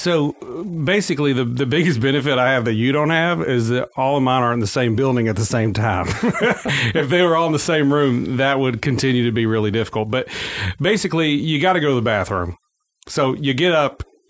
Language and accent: English; Forest City, Arkansas, United States; also born or lived in West Memphis, Arkansas / Marion, Arkansas; I am St. Francis Bounty, County born and raised. Well, not born. I was born in West Memphis and raised outside of Forest City on a farm.